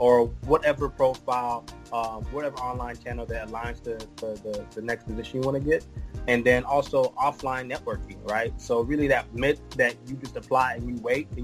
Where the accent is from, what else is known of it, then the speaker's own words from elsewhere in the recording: Houston, Texas, United States; I am from Houston, Texas